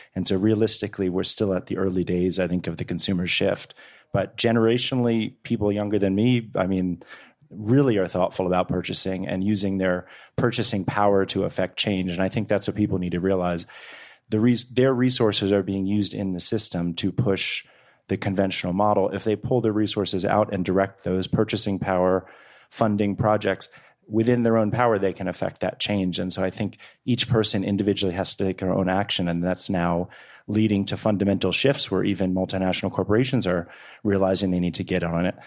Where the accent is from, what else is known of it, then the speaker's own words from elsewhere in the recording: Washington, District of Columbia, United States; also born or lived in Eastern Shore of Maryland (ancestry); I come from sixth generation of farmers in the Eastern Shore of Maryland, but I grew up in Washington, D C.